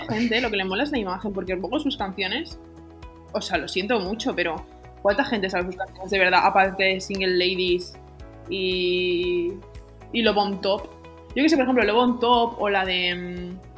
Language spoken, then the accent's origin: Spanish; Spain; soy muy española